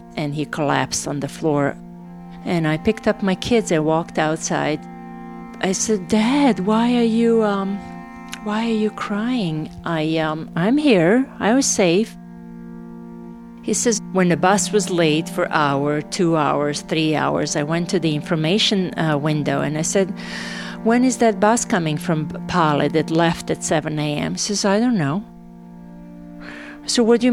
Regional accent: Novi Sad, Vojvodina, Serbia; English is a second language; moved away as an adult; also born or lived in Sarajevo, Bosnia and Herzegovina; I am from Novi Sad

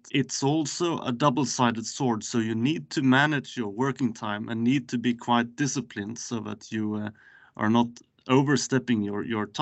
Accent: Skåne, Sweden; now in Stockholm, Sweden; I work from an office in Stockholm currently, but I am from Skåne myself.

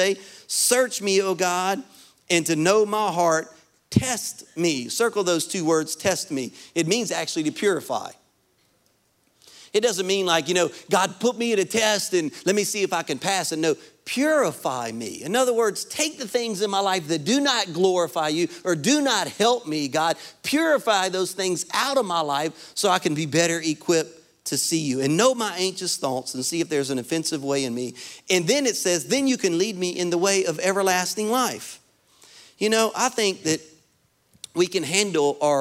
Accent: Louisiana, United States; moved away as an adult; now in Florida, United States; I'm originally from Louisiana.

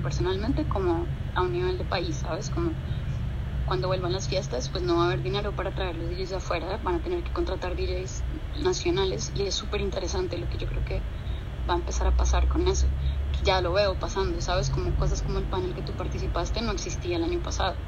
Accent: Bogotá, Colombia; moved away as an adult; also born or lived in Boston, United States; now in New York, United States; yo soy de Bogotá originalmente y mm, nací y crecí en Bogotá. Me fui a los 19 años a Estados Unidos

